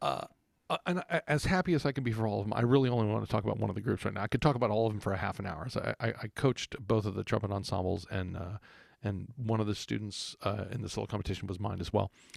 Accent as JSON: {"language": "English", "region": "Texas", "country": "United States", "tie": "born or raised there", "said": "growing up in Texas"}